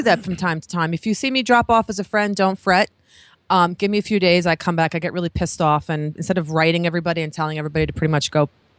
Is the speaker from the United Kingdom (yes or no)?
no; New York, United States; moved away; also born or lived in Los Angeles / Pennsylvania; I'm a New Yorker and you could take me out of New York, but you can't take the New York out of me.